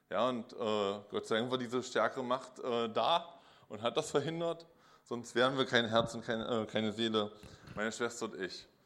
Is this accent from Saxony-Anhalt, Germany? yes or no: yes; Magdeburg, Saxony-Anhalt, Germany; ich komme aus Magdeburg. 76 bin ich hier geboren und ja, ich habe meine Kindheit so in der evangelischen Kirche in tiefer DDR-Zeit verbracht.